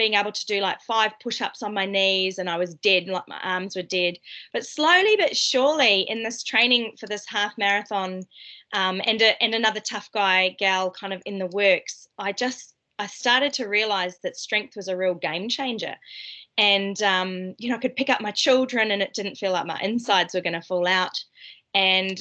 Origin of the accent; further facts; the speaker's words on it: Tenterfield, New South Wales, Australia; moved away as an adult; now in New Zealand; So I grew up in Australia. I try to hide my accent so you can't tell, but people can still tell.